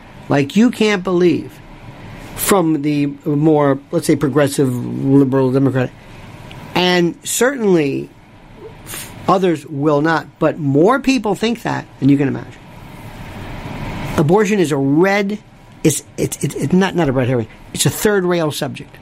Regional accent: the South, Florida, United States; I am from the South

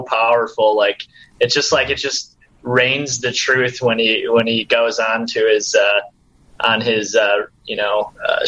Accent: Minnesota, United States; I was born and raised in Minnesota.

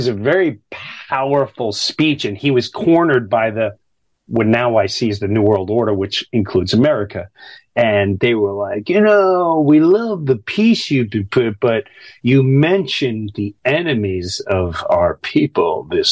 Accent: United States; as an American

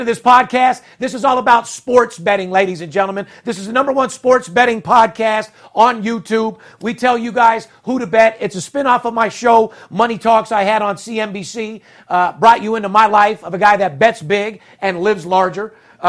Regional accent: Las Vegas, Nevada, United States; we're from Vegas.

